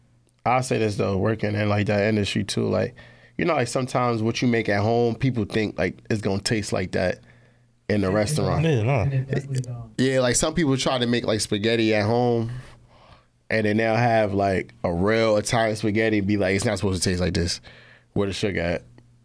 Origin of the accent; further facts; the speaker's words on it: Jamaica; Sorry, I'm Jamaican.